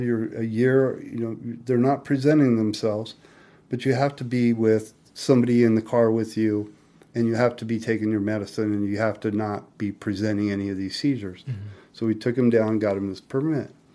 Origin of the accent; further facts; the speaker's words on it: Spokane, Washington, United States; Spokane, Washington